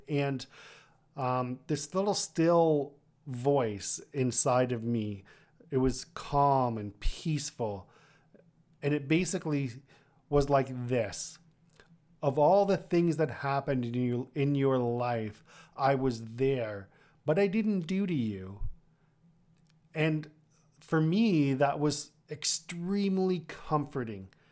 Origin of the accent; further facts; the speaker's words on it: Kitchener, Ontario, Canada; also born or lived in Toronto; my hometown at that time in, in Kitchener